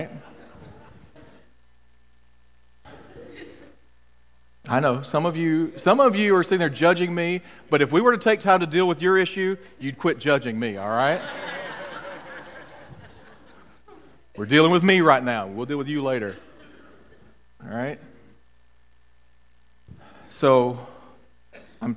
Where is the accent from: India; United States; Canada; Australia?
United States; Mississippi; I grew up in Mississippi